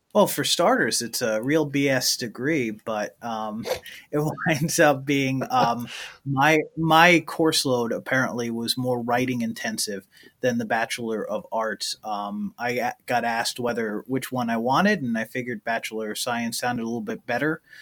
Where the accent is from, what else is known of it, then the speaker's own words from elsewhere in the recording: Middleburg, New York, United States; my hometown in Middleburg, New York